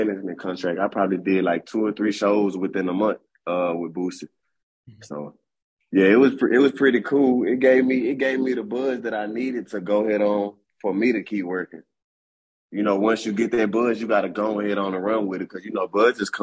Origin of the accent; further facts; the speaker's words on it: Springhill, Louisiana, United States; my hometown where I'm from.